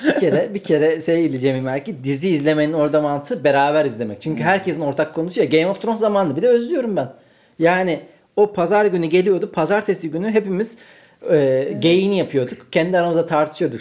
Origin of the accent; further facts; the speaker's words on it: Ankara, Turkey; moved away; kalabalık arkadaş grubu olan bir Ankara kültüründen geliyorum